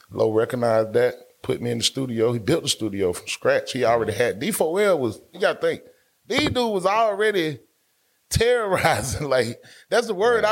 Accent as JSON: {"language": "English", "town": "Atlanta", "region": "Georgia", "country": "United States", "also_born_or_lived": "Japan", "said": "I'm from Bankhead."}